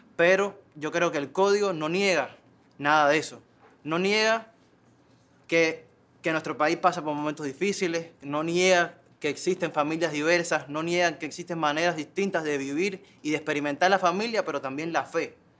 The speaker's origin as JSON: {"language": "Spanish", "country": "Cuba", "said": "en esa Cuba que somos"}